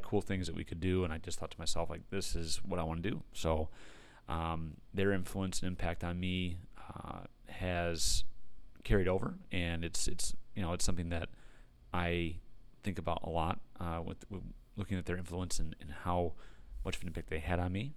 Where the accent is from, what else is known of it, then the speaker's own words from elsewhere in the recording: Pinckney, Michigan, United States; I grew up in Pinckney, was a Pinckney grad, 2006